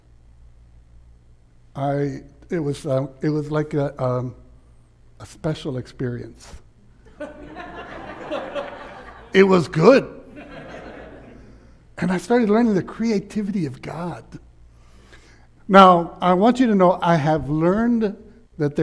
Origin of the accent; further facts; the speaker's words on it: Laredo, Texas, United States; also born or lived in Austin, Texas; I was raised in Laredo that was 97% Hispanic